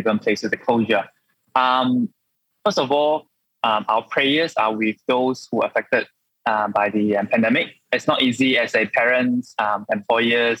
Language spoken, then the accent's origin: English; Johor, Malaysia; also born or lived in Australia; I'm from Johor and I'm a real Southern Harimau, Southern Tiger